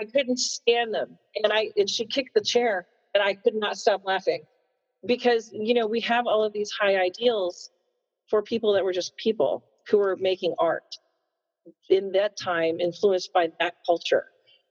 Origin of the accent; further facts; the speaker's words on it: Missouri, United States; as a white kid growing up in Missouri